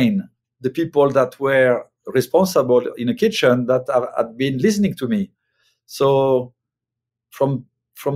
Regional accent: France; moved away as an adult; now in United States; when I grew up in France, and at a young age, I was in a kitchen in the 1980s

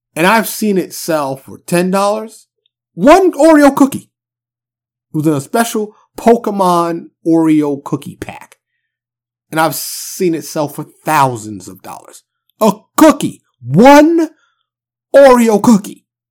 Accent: New York City, New York, United States; now in Dallas, United States; I'm from New York City

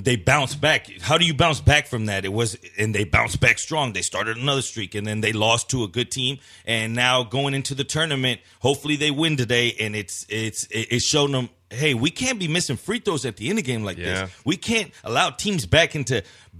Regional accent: Houston, Texas, United States; we're from Houston and we're sitting here

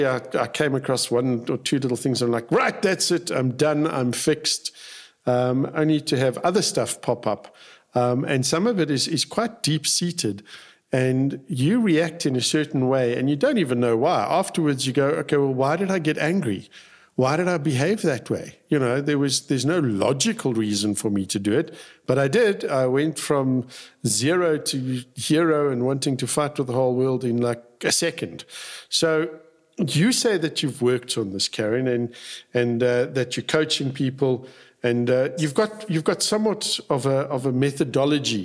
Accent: South Africa; when I was growing up in South Africa, we had compulsory military service.

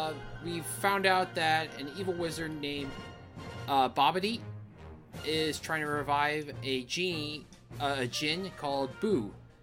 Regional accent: Arizona, United States; also born or lived in San Diego, California; I was born in another state, and I was raised here.

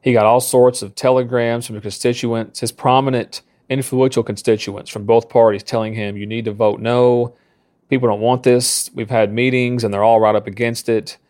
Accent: McMinn County, Tennessee, United States; I was born and raised in McMinn County, Tennessee.

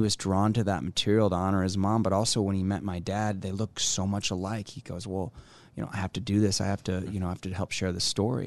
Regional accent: Omaha, Nebraska, United States; here in in my hometown

